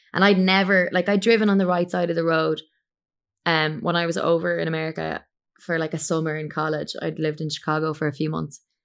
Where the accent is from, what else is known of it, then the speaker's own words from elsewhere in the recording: Ireland; moved away as an adult; I'm an Irish singer-songwriter, and I currently live in Ireland. I was abroad for a good seven years.